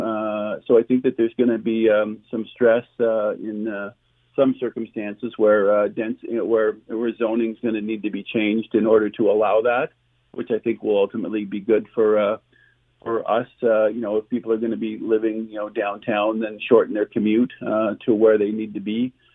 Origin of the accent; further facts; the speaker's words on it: Ottawa, Ontario, Canada; I'm born and raised in Ottawa